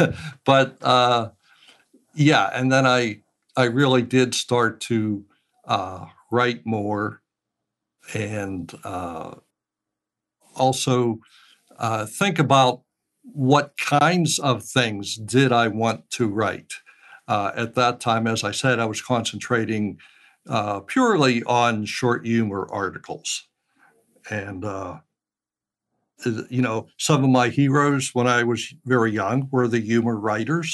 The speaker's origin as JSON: {"language": "English", "town": "Pittsburgh", "region": "Pennsylvania", "country": "United States", "tie": "born or raised there", "said": "I was born and raised in Pittsburgh"}